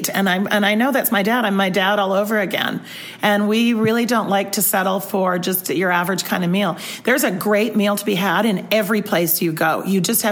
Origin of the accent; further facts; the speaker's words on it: Vancouver, British Columbia, Canada; I'm from Canada.